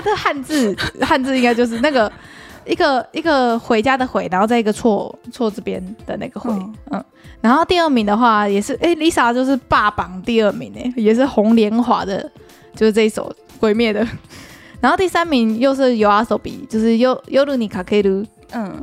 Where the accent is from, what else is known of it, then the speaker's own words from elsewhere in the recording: Taiwan; 对我们台湾人来说